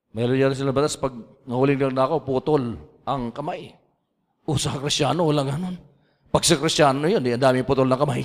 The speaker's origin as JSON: {"language": "Tagalog", "region": "Ilocos Region", "country": "Philippines", "also_born_or_lived": "Laguna", "moved": "yes", "lives_now": "Cavite, Philippines", "said": "Ako po Ilocano. At taga Pangasinan po ako"}